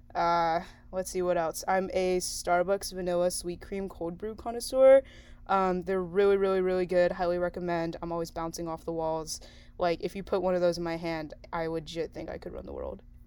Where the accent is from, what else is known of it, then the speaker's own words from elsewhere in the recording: San Diego, California, United States; also born or lived in China; my parents imported me to San Diego when I was like a year old